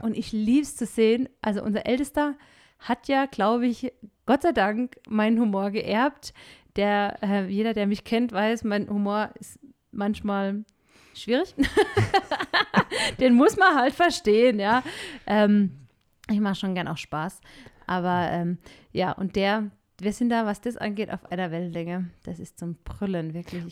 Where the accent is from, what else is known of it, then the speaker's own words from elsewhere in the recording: Germany; moved away as an adult; now in Peru; wir Deutschen